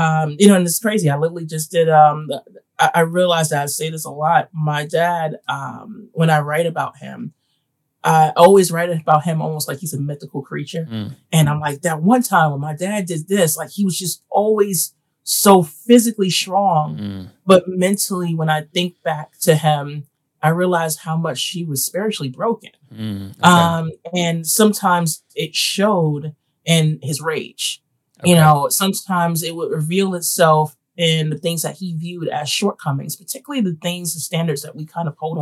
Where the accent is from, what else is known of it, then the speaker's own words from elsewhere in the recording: New York City, New York, United States; I grew up in Bed-Stuy, Crown Heights, East New York, Brooklyn